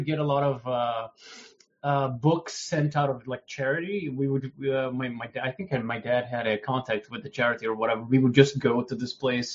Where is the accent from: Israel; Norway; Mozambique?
Mozambique; I'm from Mozambique